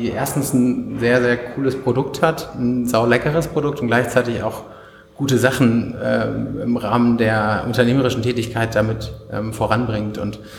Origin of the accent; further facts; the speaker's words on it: Hanover, Lower Saxony, Germany; 31, äh, komme aus Hannover und ähm, ja, lebe hier jetzt seit fünf Jahren inzwischen wieder.